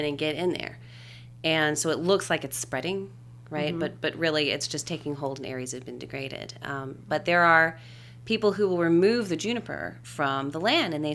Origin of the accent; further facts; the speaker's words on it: Louisiana, United States; now in Austin, United States; I grew up in Louisiana